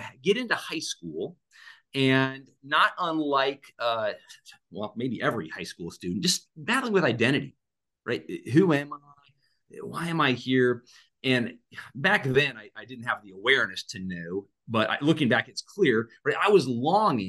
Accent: Black Hills, Western South Dakota, United States; born or raised there

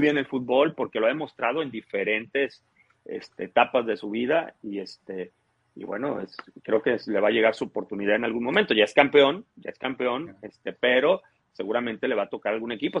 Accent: Cadereyta, Nuevo León, Mexico; also born or lived in Tampico, Tamaulipas; yo llegué a vivir a Cadereyta, Nuevo León

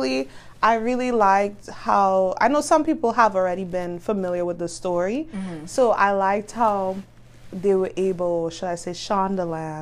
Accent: Trinidad & Tobago; moved away; I'm from Trinidad

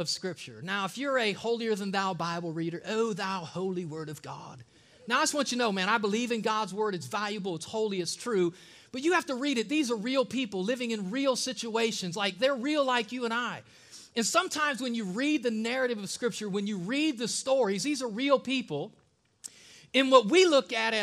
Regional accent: Ohio, United States; now in the South, United States; I'm from Ohio, and in the North, there are a lot of Catholics.

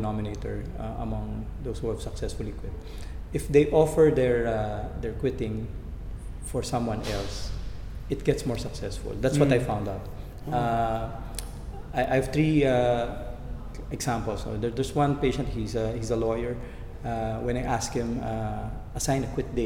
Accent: Philippines; tayo mga Pilipino, we're closely knit

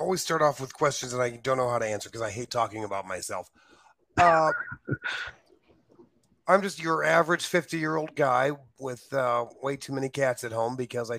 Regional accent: Bloomington, Illinois, United States; also born or lived in Peoria; I grew up in central Illinois in the area around Bloomington. Bloomington and Peoria area

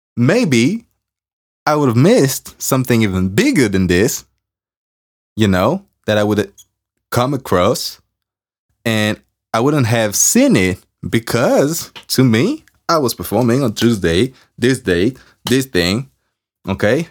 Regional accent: France; accent: French; English is a second language; I'm working on my accent because I'm French

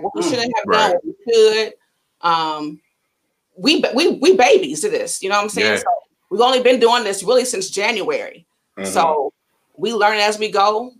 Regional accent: Ohio, United States; I'm from Ohio, and I have people say I'm from Cleveland. Cleveland, we don't play that shit. Like, I'm not from Cleveland.

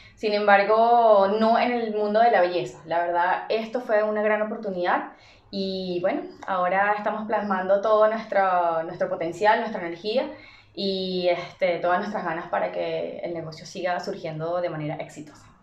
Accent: Venezuela; moved away; siendo venezolanos

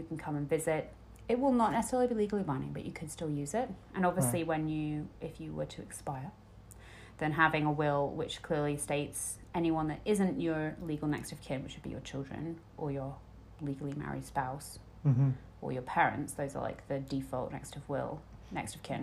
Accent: United Kingdom; I'm British

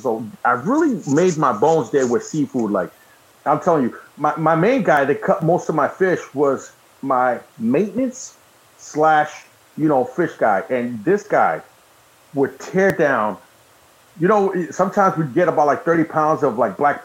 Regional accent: Massachusetts, United States; I'm from Mass, so we go to Boston

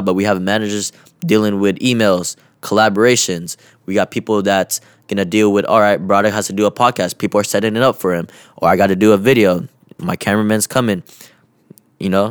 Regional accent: Kent, Washington, United States; being from my hometown here

